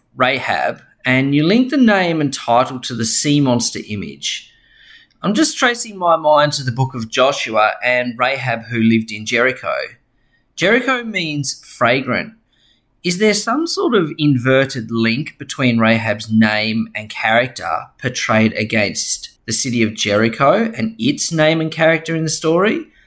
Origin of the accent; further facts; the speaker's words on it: Tasmania, Australia; I'm from Tasmania in Australia.